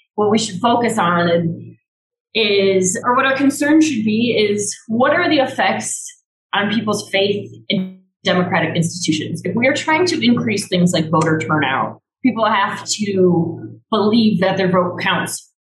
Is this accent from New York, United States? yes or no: no; Chicago, Illinois, United States; I grew up in Chicago and there's lots of diversity.